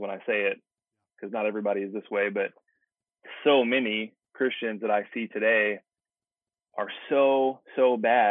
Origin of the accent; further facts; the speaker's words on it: United States; I'm extremely proud to be an American.